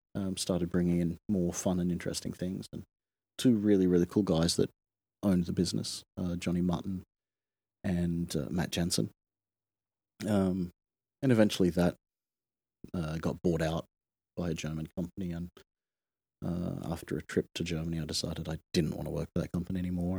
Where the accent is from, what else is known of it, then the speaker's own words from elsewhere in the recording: Sydney, New South Wales, Australia; moved away as an adult; also born or lived in Kawasaki, Japan / Hong Kong / Japan; I grew up in Sydney, Australia